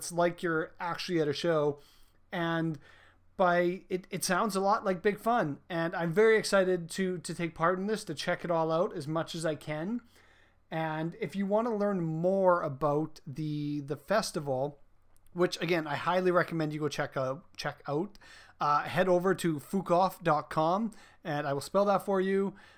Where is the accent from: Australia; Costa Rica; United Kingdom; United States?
United Kingdom; England; I don't speak French. I am as English as it gets